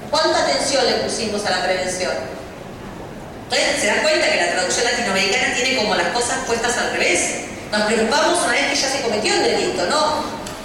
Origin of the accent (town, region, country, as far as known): Argentina